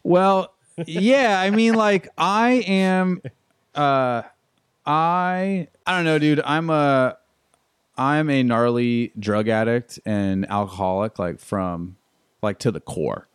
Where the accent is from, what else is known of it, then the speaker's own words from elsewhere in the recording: Tucson, Arizona, United States; also born or lived in East Texas / La Jolla, California / Costa Mesa, California / Carlsbad, California; I'm originally from Tucson, Arizona